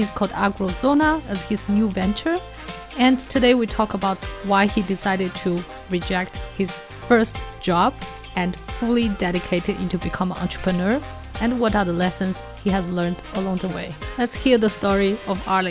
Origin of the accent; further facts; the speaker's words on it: China; moved away; also born or lived in Singapore; I was born in China and I went to Singapore to study